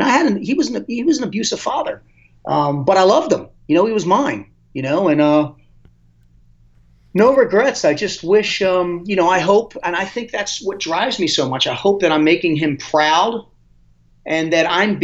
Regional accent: Dundalk, Maryland, United States; I grew up in Dundalk, Maryland, which is not a good part of town

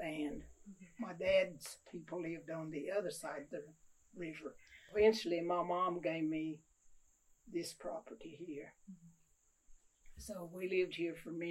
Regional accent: Goose Creek, Qualla Boundary, North Carolina, United States; I lived on Goose Creek all my life

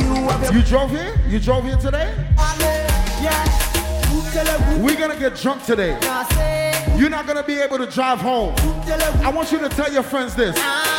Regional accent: New York City, New York, United States; I come from New York, Brooklyn to be exact.

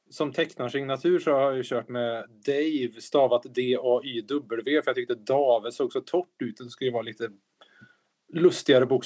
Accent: Värmland, Sweden; accent: Värmlandic; behärskad värmländska här.

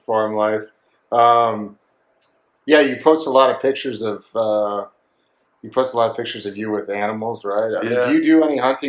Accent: Oregon, United States; I grew up in Oregon in the middle of nowhere

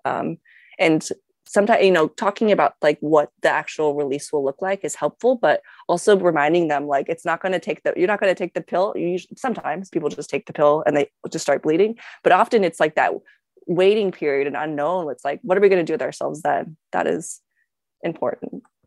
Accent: Las Vegas, Nevada, United States; I grew up in Vegas

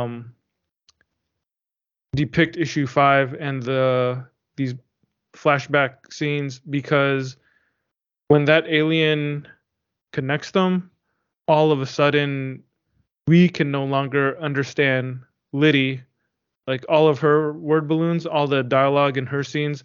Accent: United States; being an American reader who only knows American English

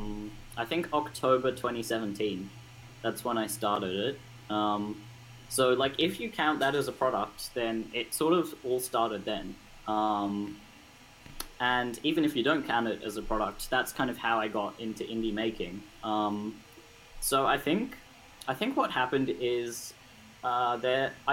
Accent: Sydney, New South Wales, Australia; I'm 15 years old, and I'm from Sydney in Australia

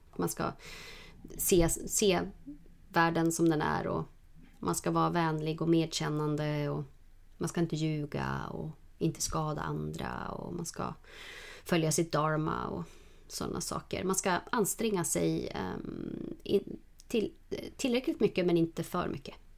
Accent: Norrland, Sweden; jag är från Norrland

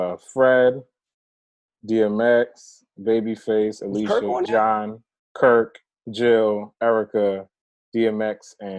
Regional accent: Jamaica; I'm Jamaican.

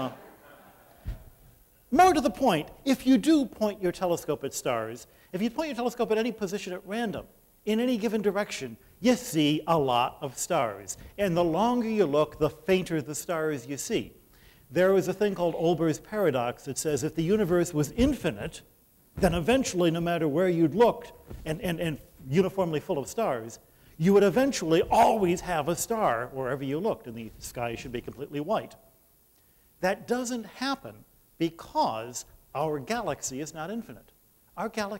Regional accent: Detroit, Michigan, United States; I'm from Detroit

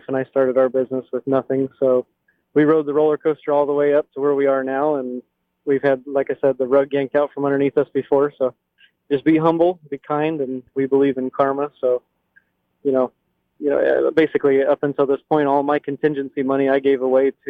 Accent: Ocala, Florida, United States; They just knew I was from Ocala

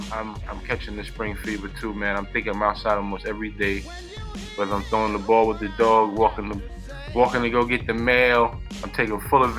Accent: New York City, New York, United States; now in Connecticut, United States; I'm from New York. Yes, sir. I'm from the Bronx.

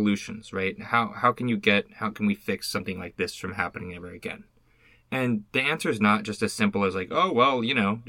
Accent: United States; I've been born in the United States and my family's been here for like, you know, 30 years now

